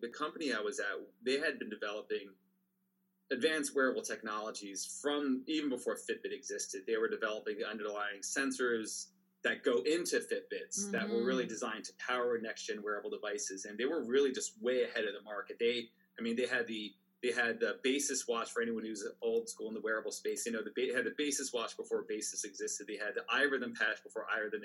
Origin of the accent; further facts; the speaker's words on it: Pennsylvania, United States; moved away as an adult; also born or lived in New York City / upstate New York / California; I was born in New York City, raised in Pennsylvania, right on the border of Jersey